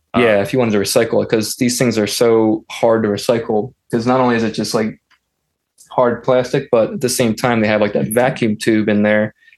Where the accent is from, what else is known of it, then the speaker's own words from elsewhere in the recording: Philadelphia, Pennsylvania, United States; I am from Pennsylvania, Philadelphia, or Philadelphia, Pennsylvania